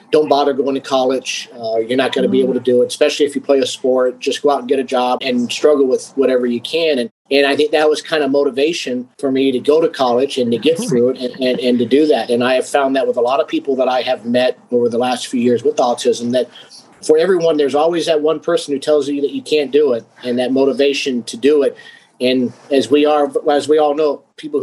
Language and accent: English; Phoenix, Arizona, United States; I was born and raised here in Phoenix, Arizona